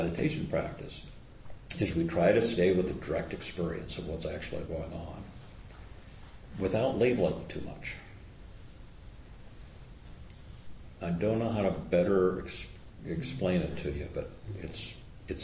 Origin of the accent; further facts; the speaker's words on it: Midwest, United States; now in Bay Area, United States; I was raised in farm country. I was raised in the Midwest